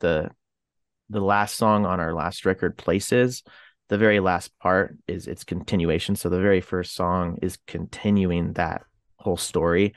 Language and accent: English; Canada; I'm from Canada